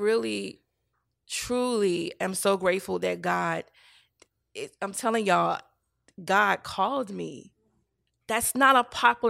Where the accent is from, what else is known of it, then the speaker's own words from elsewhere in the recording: the South, United States; Because I come from the South, girl.